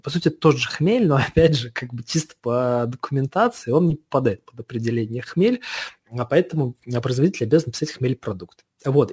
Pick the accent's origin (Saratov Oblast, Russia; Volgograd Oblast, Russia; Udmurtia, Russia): Saratov Oblast, Russia; Saratov; moved away; в моем родном городе, э, а в, Саратов, в Саратове